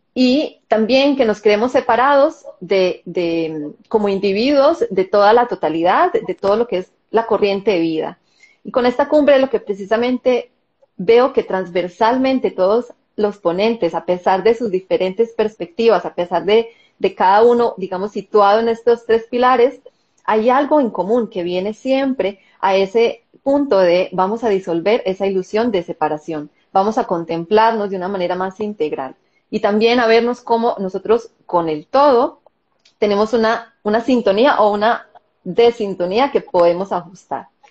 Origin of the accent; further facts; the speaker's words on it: Colombia; moved away as an adult; now in Israel; yo nací y crecí en Colombia y viví en Colombia hasta hace 13 años